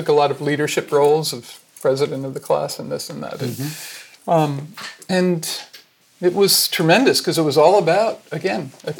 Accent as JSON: {"language": "English", "town": "New York City", "region": "New York", "country": "United States", "tie": "born there", "said": "New York City."}